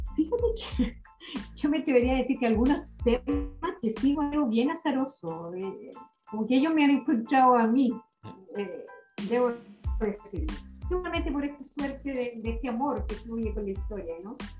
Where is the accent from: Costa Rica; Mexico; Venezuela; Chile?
Chile; Chillán, Ñuble; yo soy de Chillana, así que más chilena, ¿no? Del Chile profundo